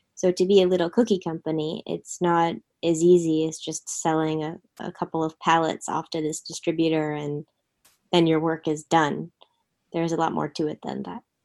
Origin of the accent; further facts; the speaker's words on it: Philadelphia, Pennsylvania, United States; moved away as an adult; also born or lived in San Francisco; I moved to San Francisco from Philadelphia area where I grew up.